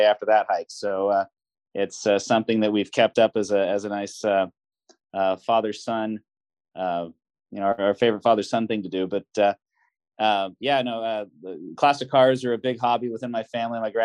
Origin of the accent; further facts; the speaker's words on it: Sacramento, California, United States; rearing our kids in my hometown